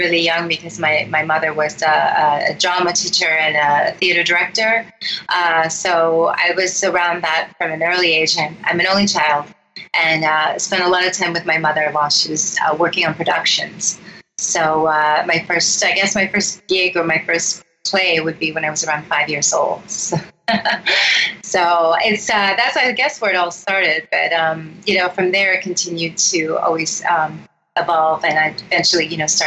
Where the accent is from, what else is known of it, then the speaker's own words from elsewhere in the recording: Romeo, Michigan, United States; also born or lived in Rochester, Michigan; I was born in Rochester, and I actually grew up in Romeo, which is just outside of Rochester on a farm